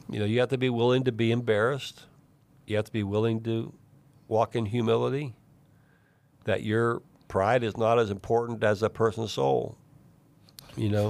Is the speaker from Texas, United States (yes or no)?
no; East Liverpool, Ohio, United States; also born or lived in Alaska; I grew up in East Liverpool, Ohio, which is about an hour from where I live today, down on the Ohio River